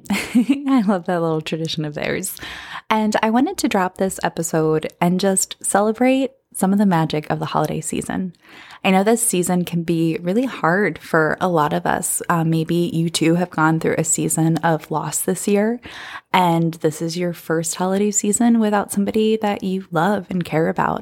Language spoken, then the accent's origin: English; Bucks County, Pennsylvania, United States; moved away; the Philadelphia area where I grew up in Bucks County, Pennsylvania